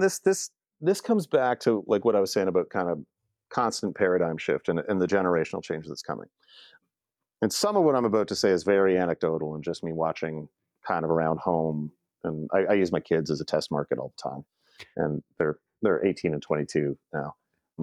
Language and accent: English; Canada; also born or lived in Toronto area; I'm Canadian and I've stayed on this side of the border